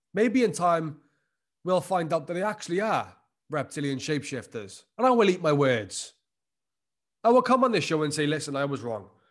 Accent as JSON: {"language": "English", "region": "Wales", "country": "United Kingdom", "said": "my home country of Wales"}